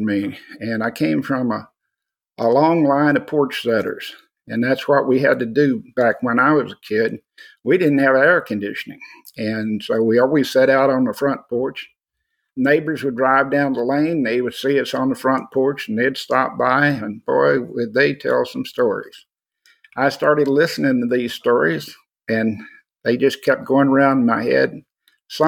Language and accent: English; Austin, Texas, United States; also born or lived in San Antonio, Texas; I'm originally from Austin. I was born in Austin, fifth generation to be born